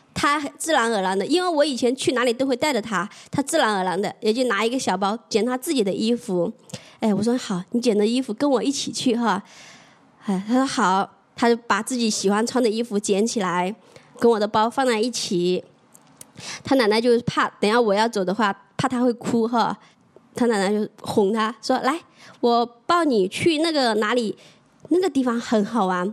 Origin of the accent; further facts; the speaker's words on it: Jiangxi, China; also born or lived in Shenzhen; now in Dongguan, China; 我是八三年的，呃，来自江西，现在在东莞上班